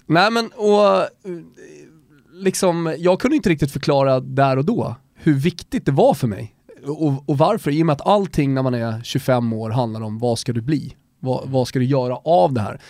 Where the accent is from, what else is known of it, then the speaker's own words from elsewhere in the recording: Sweden; also born or lived in Austria; jag är svensk österrikare